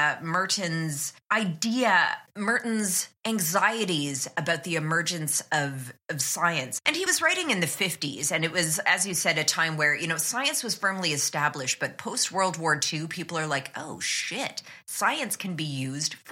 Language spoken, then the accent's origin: English; Canada; I'm Canadian